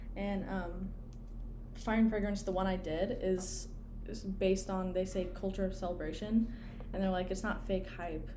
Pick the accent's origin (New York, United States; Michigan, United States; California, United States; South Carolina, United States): South Carolina, United States; Clemson; I grew up in Clemson